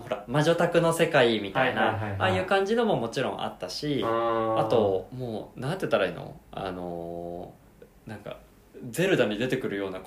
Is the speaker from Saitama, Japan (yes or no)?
yes; Saitama, Japan; moved away as an adult; now in Tokyo, Japan; 僕埼玉出身なんです埼玉住んでたんですその時